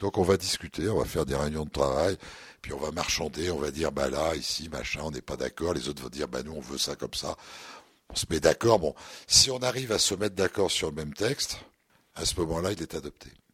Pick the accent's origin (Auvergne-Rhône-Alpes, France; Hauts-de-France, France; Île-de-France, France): Hauts-de-France, France; the Nord; on est tous du Nord, hein, on est des ch'tis, donc on, on vit, euh, dans le Nord